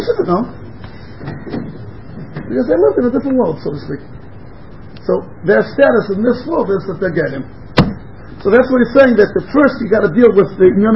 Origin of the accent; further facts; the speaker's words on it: United States; moved away; I grew up in America